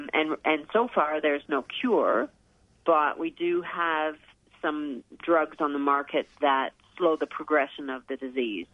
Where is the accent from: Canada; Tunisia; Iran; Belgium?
Canada; moved away as an adult; now in Australia; I grew up in Canada, and as a kid, I was a swimmer